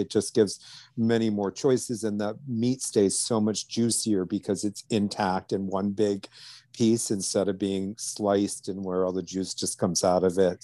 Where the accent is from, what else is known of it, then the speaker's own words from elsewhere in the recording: outside of New Orleans, Louisiana, United States; now in Millbrook, New York, United States; I grew up some outside of New Orleans